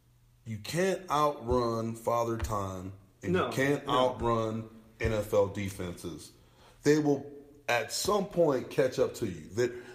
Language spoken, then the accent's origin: English; Buffalo, New York, United States; now in Colorado, United States; I'm a Buffalo native, mm-hmm. the only fan I've ever been of a football team outside of the Broncos, obviously growing up in Buffalo